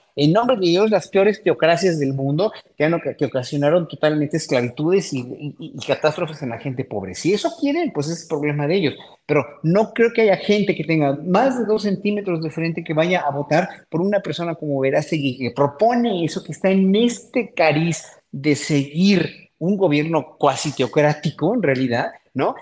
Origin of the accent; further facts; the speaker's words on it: Mexico; como pueblo mexicano que somos